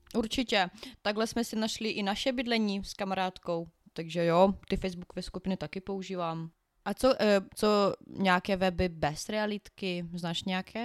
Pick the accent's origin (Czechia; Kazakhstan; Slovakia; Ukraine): Ukraine; Czech is a second language; now in Czech Republic; u nás na Ukrajině my počítáme trošku jinak než vy tady